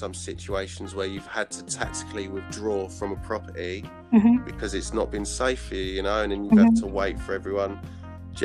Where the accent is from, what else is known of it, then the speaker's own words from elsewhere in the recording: London, United Kingdom; I grew up in East London.